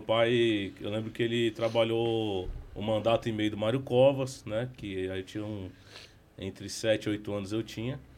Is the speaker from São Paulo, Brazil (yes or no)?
yes; São Paulo, Brazil; O … é da minha mãe, … é do meu pai. É, sou nascido e criado de São Paulo, capital né? Sempre morei na Zona Leste de São Paulo. Morei por algum tempo em Pirituba